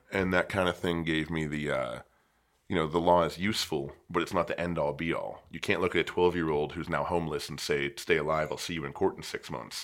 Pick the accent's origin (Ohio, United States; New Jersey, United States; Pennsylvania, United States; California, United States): Pennsylvania, United States; about an hour east of Pittsburgh; moved away as an adult; now in Phoenix, United States; I was born in Pittsburgh, and I grew up about an hour to the east of it.